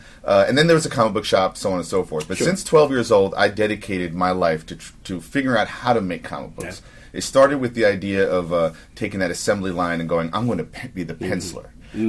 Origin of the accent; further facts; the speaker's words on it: New York City, New York, United States; I was born in New York Hospital, and I grew up in the Upper West Side, right?